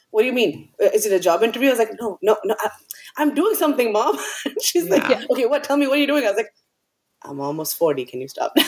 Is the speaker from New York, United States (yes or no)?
yes; New York, United States; moved away; we grew up in uh, mostly in new york part of it uh, well the good beginning part of it in new york